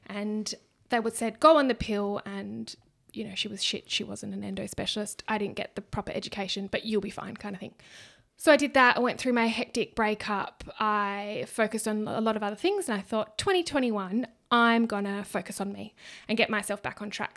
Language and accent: English; Australia; accent: ocker; Ocker, like I'm Aussie.